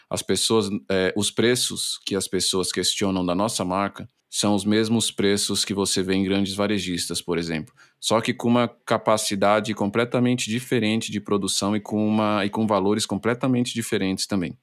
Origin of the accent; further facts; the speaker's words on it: Brazil; a nossa essência enquanto brasileiro